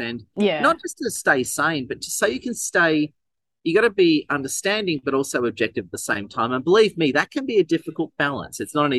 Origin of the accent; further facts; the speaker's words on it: Melbourne, Victoria, Australia; I was actually born in, actually I'm from St Kilda, Melbourne originally.